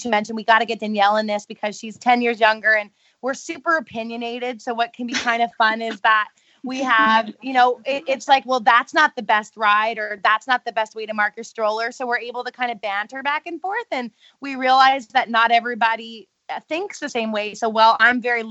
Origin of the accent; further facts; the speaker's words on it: Canada; being Canadian